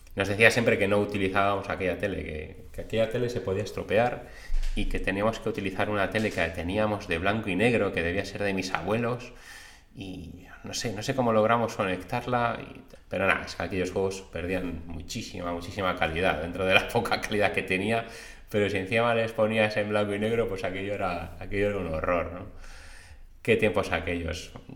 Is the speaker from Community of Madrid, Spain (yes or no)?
yes; Madrid, Community of Madrid, Spain; moved away as an adult; now in Cantabria, Spain; nací en Madrid, mis padres son de Cantabria, mi madre, y de Palencia, mi padre, y bueno, pues vivía allí hasta los 25 años que me vine aquí a vivir a Cantabria